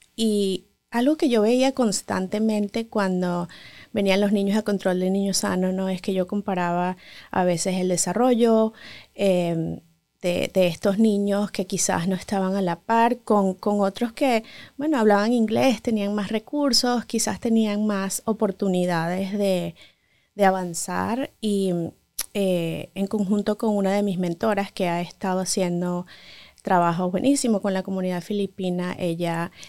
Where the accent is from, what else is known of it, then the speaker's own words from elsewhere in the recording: Venezuela; moved away as an adult; now in Los Angeles, United States; Como muchos médicos venezolanos